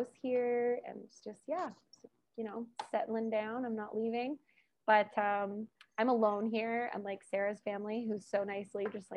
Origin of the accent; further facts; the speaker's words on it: Hamilton, Ontario, Canada; moved away as an adult; now in Edson, Canada; I moved from Ontario as well, but from a large city called Hamilton. So that's where I'm from